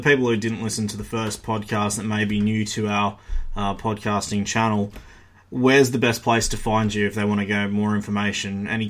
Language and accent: English; Australia